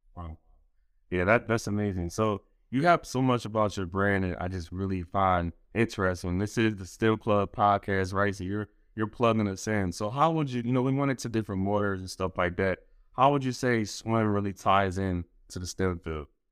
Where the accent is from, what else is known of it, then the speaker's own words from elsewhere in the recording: Philadelphia, Pennsylvania, United States; I'm originally from Philly